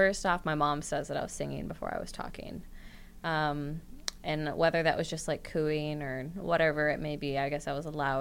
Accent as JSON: {"language": "English", "town": "Waterville", "region": "Minnesota", "country": "United States", "also_born_or_lived": "Mankato, Minnesota", "moved": "as an adult", "lives_now": "Minneapolis, United States", "said": "I'm originally from Waterville, Minnesota"}